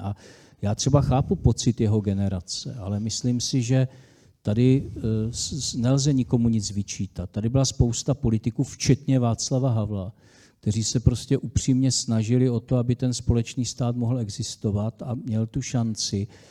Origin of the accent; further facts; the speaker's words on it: Czechia; jako Češi, český národ, máme dlouhodobou státnost v rámci zemí koruny české